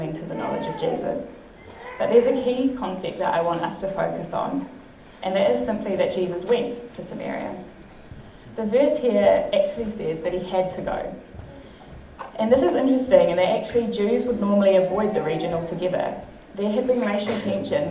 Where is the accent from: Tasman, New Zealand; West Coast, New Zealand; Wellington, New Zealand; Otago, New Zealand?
Wellington, New Zealand; Whitby; I grew up in Whitby, nearby here, all my life until I was 22.